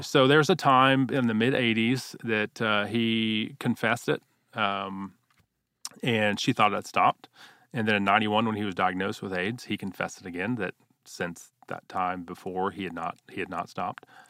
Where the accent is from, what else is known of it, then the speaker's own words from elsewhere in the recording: Houston, Texas, United States; I grew up in Houston, Texas, uh, wonderful parents